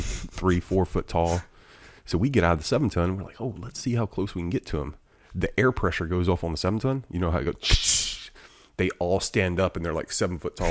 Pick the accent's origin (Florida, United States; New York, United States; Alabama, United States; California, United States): Alabama, United States; I'm from Alabama